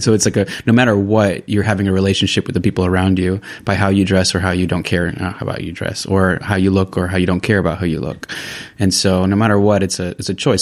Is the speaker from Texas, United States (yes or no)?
no; California, United States; moved away as an adult; now in San Sebastián, Spain; I am originally from the United States, from California.